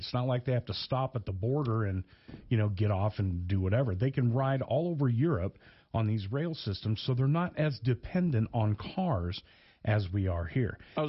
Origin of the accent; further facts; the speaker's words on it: Portland, Oregon, United States; now in Wyoming, United States; growing up in Portland, it's like, you never see anything but city. You know? And houses and cars and freeways and stuff.